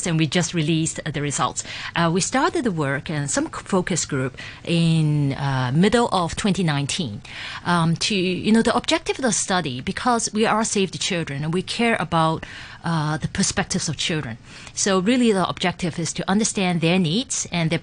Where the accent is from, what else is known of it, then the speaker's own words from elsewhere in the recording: Hong Kong; I grew up in Hong Kong